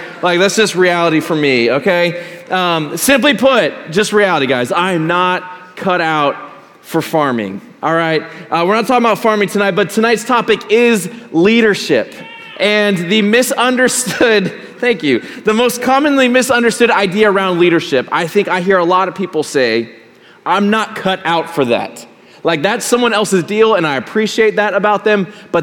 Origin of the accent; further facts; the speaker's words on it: Colorado, United States; Growing up in Colorado, my grandma and my grandpa lived a few hours away